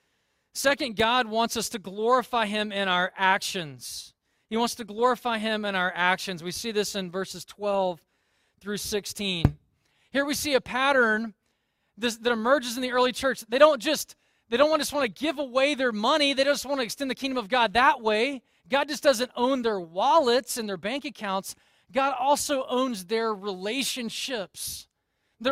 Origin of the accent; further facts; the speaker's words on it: Deep South, United States; I grew up in the Deep South